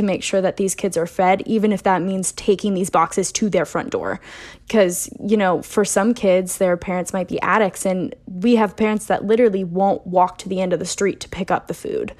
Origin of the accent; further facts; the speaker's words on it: West Virginia, United States; I come from West Virginia